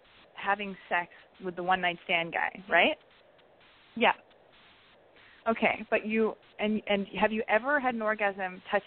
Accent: Canada; but I'm 21. I'm from Canada.

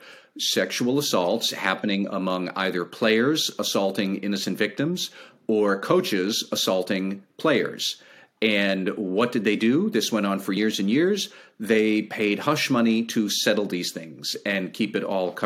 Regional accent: United States; as an American

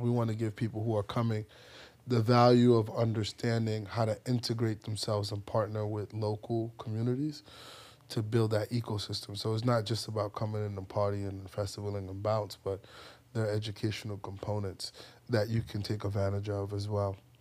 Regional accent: New York City, New York, United States; also born or lived in Ghana; I grew up in the Bronx

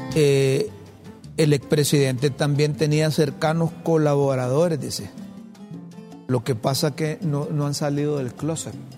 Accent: Honduras; yo desde que tengo uso de razón, desde que nacimos, hombre, aquí en Honduras

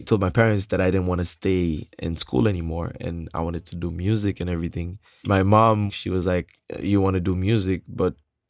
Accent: Port-au-Prince, Ouest, Haiti; I was born in Port-au-Prince, Haiti in 1988, so I'm 28 years old.

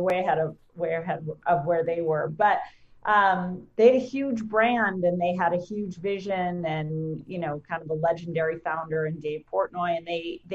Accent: New Hampshire, United States; also born or lived in Maine / Vermont; now in Connecticut, United States; I'm from New Hampshire. I went to school in Maine. I spent a lot of time in Vermont. So New England girl, for sure

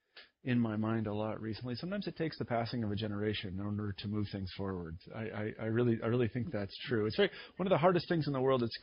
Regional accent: Midwest, United States; I'm from the Midwest, and not exactly progressive views

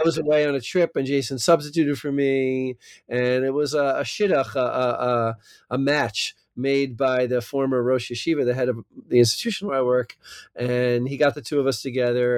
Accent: New Jersey, United States; accent: American, maybe not a New Jersey accent; moved away as an adult; also born or lived in California; now in Israel; I'm from South Jersey

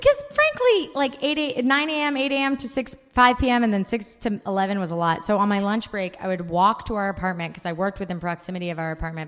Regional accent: Bay Area, California, United States; also born or lived in Japan; I grew up in the Bay Area. I've lived in the same 20 miles my entire life, aside from our stint in Japan

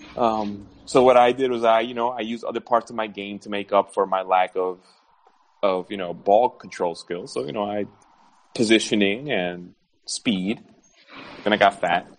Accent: New York, United States; moved away; growing up in New York

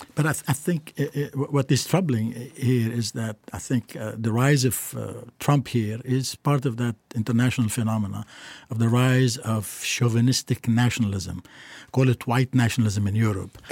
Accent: Beirut, Beirut Governorate, Lebanon; moved away; as a little child going up, growing up in Beirut

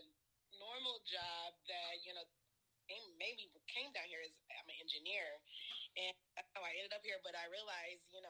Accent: Texas, United States; also born or lived in Whidbey Island, Washington; now in Portland, United States; I am originally from Texas. I've been here in Portland, actually, for like... 3 years, I think

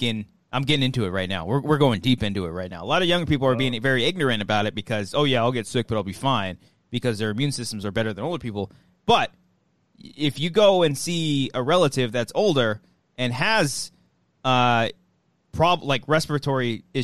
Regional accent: La Mirada, California, United States; My hometown of La Mirada

